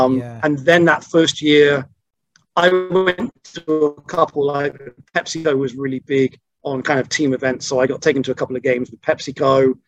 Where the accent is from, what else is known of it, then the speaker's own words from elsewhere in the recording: Bristol, South West England, United Kingdom; accent: Bristolian; And my Bristolian accent very quickly disappeared from that.